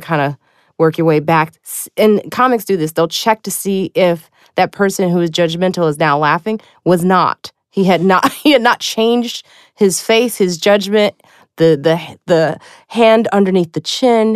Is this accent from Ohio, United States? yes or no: no; Highland Park, Illinois, United States; I am from Chicago. I grew up in Chicago. I grew up in, uh, Highland Park